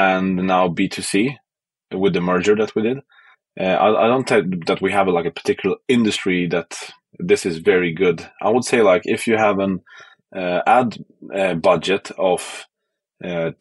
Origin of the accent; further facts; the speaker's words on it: western Sweden, Sweden; now in Stockholm, Sweden; I'm from the west of Sweden from the beginning